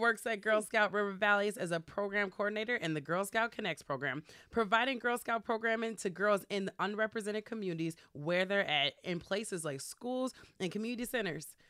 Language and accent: English; Minneapolis, Minnesota, United States; also born or lived in Chicago; I grew up, uh, over in the South Minneapolis, like Lindale, uh, area